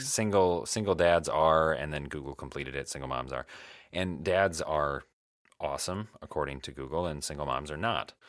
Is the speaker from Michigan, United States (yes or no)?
yes; Michigan, United States; moved away as an adult; now in Illinois, United States; I was going to college in the town that I grew up